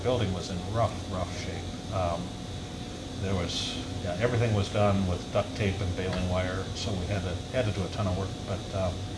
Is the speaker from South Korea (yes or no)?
no; St. Paul, Minnesota, United States; I was born and raised in St. Paul.